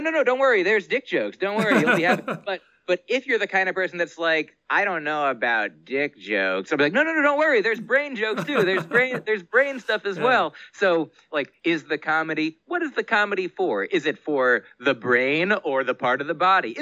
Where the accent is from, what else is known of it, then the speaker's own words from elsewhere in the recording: United States; I grew up in the United States of America